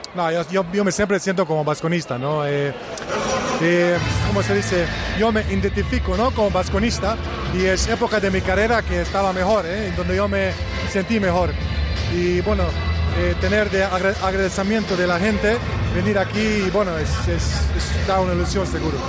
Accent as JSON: {"language": "Spanish", "country": "Bosnia & Herzegovina", "tie": "born or raised there", "also_born_or_lived": "Vitoria, Spain", "second_language": "Spanish", "said": "yo vivo en Bosnia ahora, en mi país, vivo ah, en, la ciudad donde nació"}